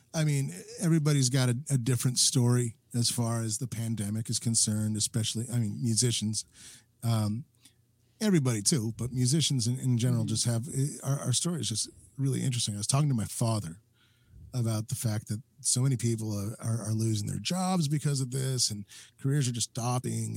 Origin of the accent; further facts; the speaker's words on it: New Mexico, United States; now in Minneapolis, United States; I'm originally from New Mexico